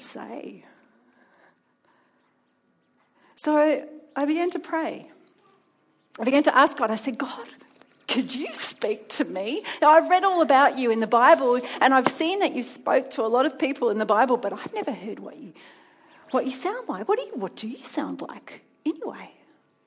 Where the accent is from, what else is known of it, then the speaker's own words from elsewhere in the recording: Melbourne, Victoria, Australia; moved away as an adult; now in Sydney, Australia; I come from Melbourne originally.